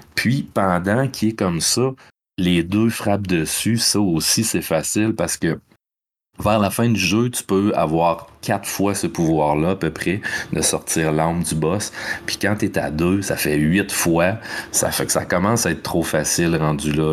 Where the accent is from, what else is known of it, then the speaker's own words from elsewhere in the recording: Quebec, Canada; au Québec avec plein de beaux paysages de mon coin de pays.